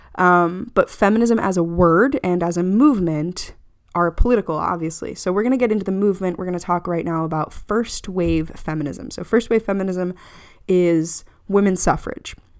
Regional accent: United States; as an American

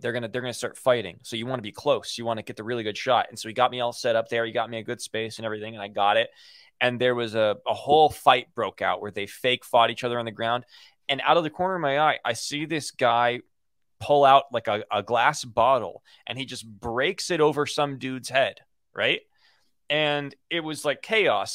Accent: Los Angeles, California, United States; growing up in Hollywood.

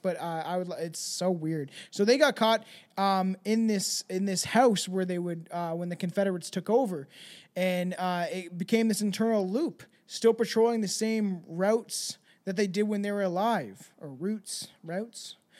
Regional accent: Canada; I'm Canadian

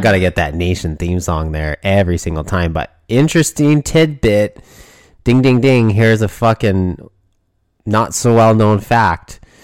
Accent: Canada; Me being a Canadian

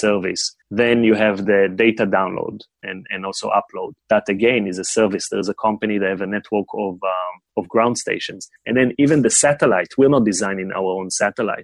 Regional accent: Israel; moved away as an adult; also born or lived in China; I grew up in Israel, and then at the age of 18, everybody go to the military

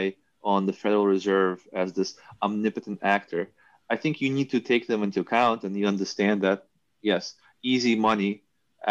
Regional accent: New York, United States; also born or lived in Soviet Union; I was growing up in New York

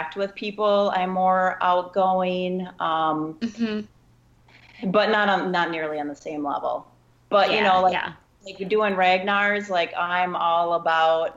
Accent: Wisconsin, United States; also born or lived in Los Angeles, California / Portland / South Carolina; now in Milwaukee, United States; I was born and raised in Wisconsin

